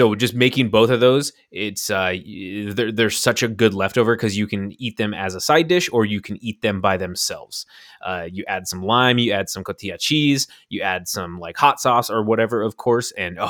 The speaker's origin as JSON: {"language": "English", "town": "Mount Vernon", "country": "United States", "tie": "born or raised there", "said": "growing up in Mount Vernon, there was a lot of Mexican restaurants and opportunities to have rice and beans."}